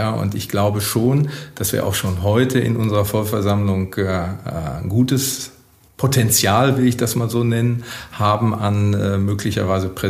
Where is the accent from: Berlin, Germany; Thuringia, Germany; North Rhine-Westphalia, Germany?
North Rhine-Westphalia, Germany; Witten; darf ich unseren Wirtschaftsbeirat in Witten nennen, ja, meine Heimatstadt.